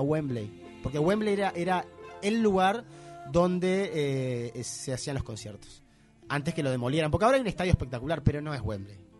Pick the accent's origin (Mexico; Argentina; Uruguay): Uruguay; I'm from Uruguay